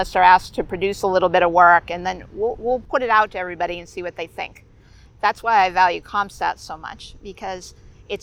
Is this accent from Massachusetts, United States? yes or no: yes; Massachusetts, United States; I'm from Massachusetts